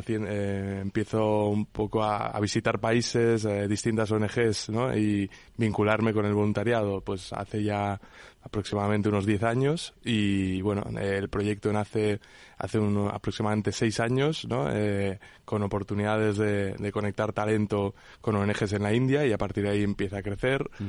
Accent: Menorca, Balearic Islands, Spain; yo soy de Menorca

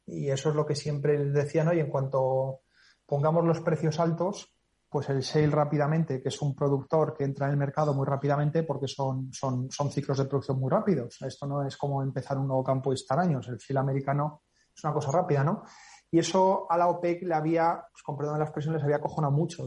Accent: Spain; nosotros como españoles

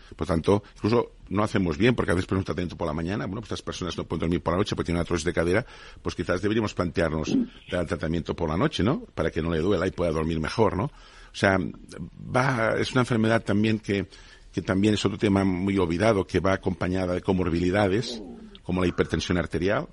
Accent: Spain

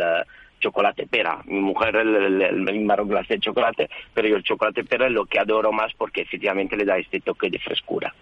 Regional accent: Italy; moved away; yo soy italiano, claramente, y mi esposa es francesa. Y, en casa hablamos español

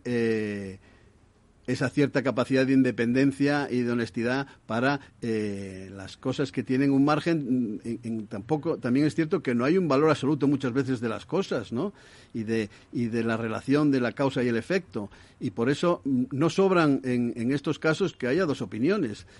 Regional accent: Asturias, Spain; yo soy de Asturias

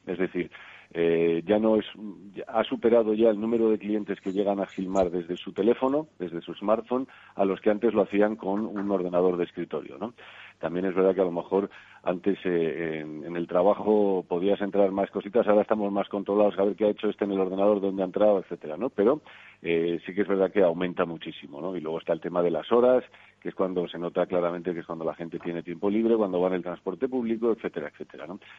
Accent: Spain; como españoles

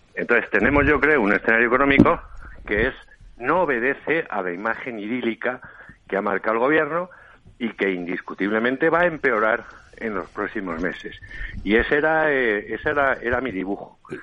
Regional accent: Ávila, Castile and León, Spain; now in Madrid, Spain; Yo soy de Ávila, pero llevo viviendo en Madrid desde el 77

